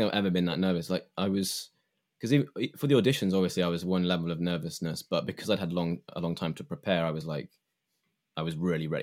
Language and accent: English; England, United Kingdom; I grew up um, as an English person